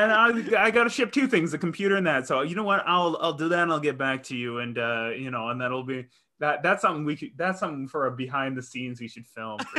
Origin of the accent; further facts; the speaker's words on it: Northwest Territories, Canada; I was born in the Northwest Territories in Canada, and like so far up north and that there's like polar bears and stuff.